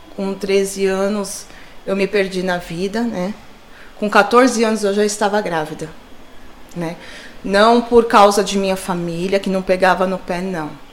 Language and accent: Portuguese; São Paulo, Brazil; also born or lived in Diadema; Sempre morei aqui no Jabaquara, ali no, na Vila do Encontro, né? Perto do Corpo de Bombeiro. Cresci ali